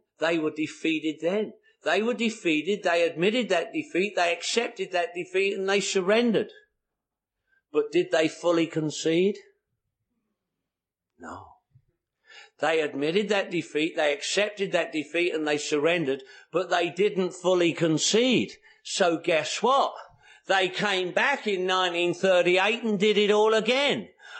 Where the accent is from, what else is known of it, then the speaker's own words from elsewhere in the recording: London, United Kingdom; born there; I was born in the Second World War, 1943. The Blitz was on in London.